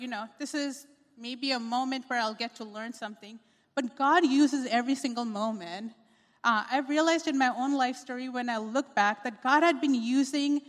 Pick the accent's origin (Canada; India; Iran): India; Pune, Maharashtra; moved away as an adult; also born or lived in Chicago, United States; now in United States; I was raised in India, in a city called Pune